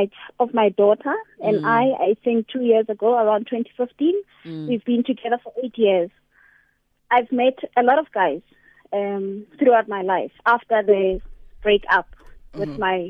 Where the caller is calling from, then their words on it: Pretoria, Gauteng, South Africa; I'm calling from Pretoria.